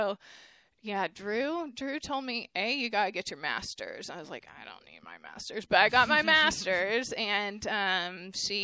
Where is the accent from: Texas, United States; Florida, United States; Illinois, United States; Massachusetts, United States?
Texas, United States; Waco; I grew up in Waco